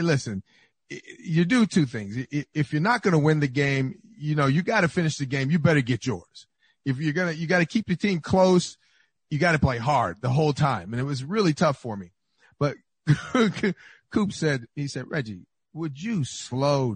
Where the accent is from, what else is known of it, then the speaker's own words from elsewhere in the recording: Inglewood, California, United States; I grew up on 118th in Maine